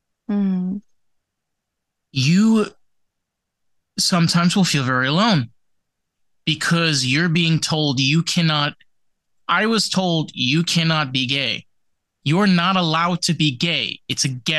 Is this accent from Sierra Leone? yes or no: no; Suffern, New York, United States; I grew up in Rockland County, New York, which is an actual county. I grew up in Suffern in Rockland